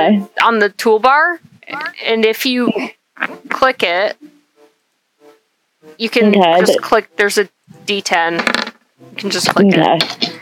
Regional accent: Canada; I'm Canadian.

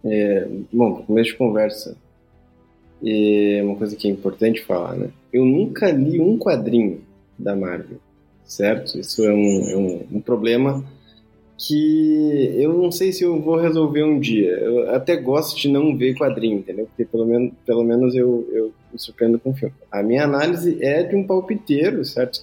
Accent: Brazil; como um bom brasileiro

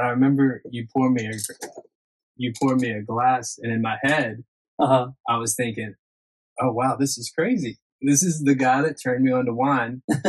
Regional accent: the South, United States; At that point in my life, I was 18 and all I knew was Bud Light. You know, growing up in the South.

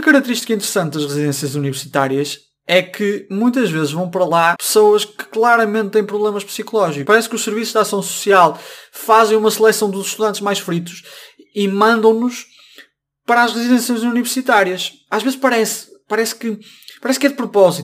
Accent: Braga, Norte, Portugal; also born or lived in Coimbra; Eu sou de Braga

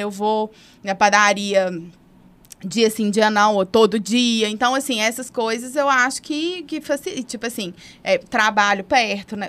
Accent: Santo Agostinho, Minas Gerais, Brazil; also born or lived in Prado; a minha adolescência toda foi no Santo Agostinho e foi, é, nessa rua Paracatu

